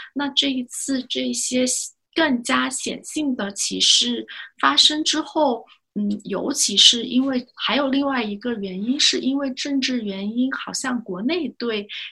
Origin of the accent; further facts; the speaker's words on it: China; 是不是就是我们中国人确实吃的东西会比较多